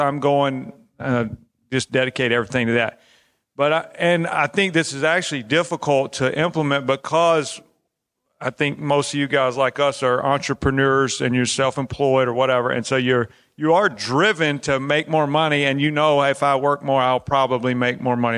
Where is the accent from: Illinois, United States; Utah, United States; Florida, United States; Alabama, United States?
Alabama, United States; I'm from Alabama.